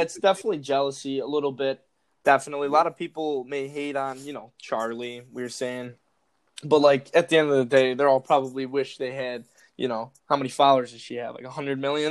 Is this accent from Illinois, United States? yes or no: yes; Chicago, Illinois, United States; I'm from Chicago